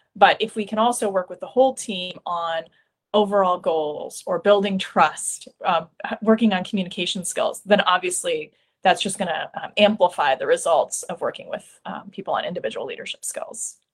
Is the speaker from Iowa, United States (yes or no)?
yes; Iowa, United States; I'm from Iowa